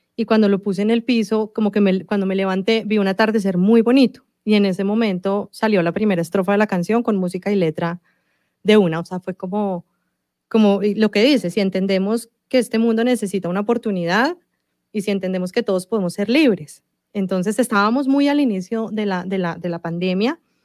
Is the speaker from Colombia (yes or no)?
yes; Colombia; Yo nací en Colombia, eh, mi papá es italiano y toda su familia eh, es italiana